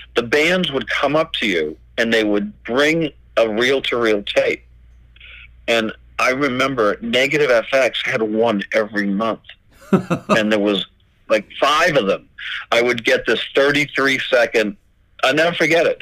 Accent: Boston, Massachusetts, United States; we're from Boston

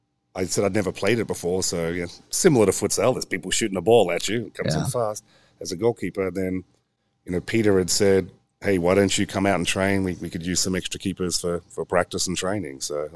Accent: Australia; also born or lived in England; Well, I was a rugby player and my dad was in the Australian Navy and we got posted to England.

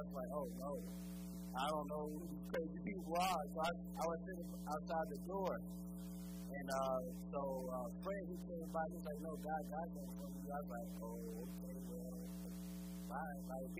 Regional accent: Chicago, Illinois, United States; But I'm from Chicago, so I went and go play basketball.

